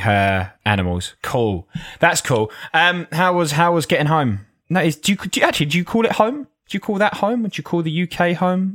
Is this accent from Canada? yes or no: no; Essex, East of England, United Kingdom; also born or lived in Australia; I'm from Essex